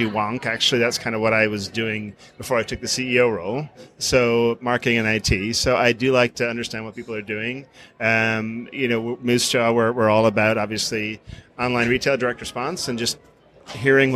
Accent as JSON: {"language": "English", "country": "Ireland", "tie": "born or raised there", "moved": "yes", "said": "I grew up in Ireland"}